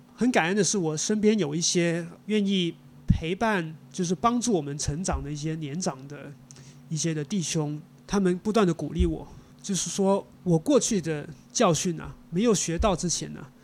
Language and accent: Chinese; Hong Kong; 我是在香港出生长大的嗯。呃，我的老家也是在城市，那我从来没有去过中国的农村